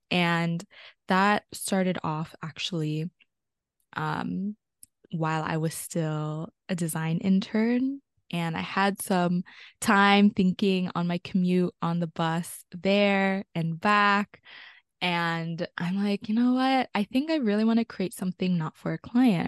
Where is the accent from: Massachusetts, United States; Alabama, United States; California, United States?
California, United States; South Bay area; also born or lived in Pasay, Philippines; I grew up in, on Tamiya Nationland. also known as the South Bay area in California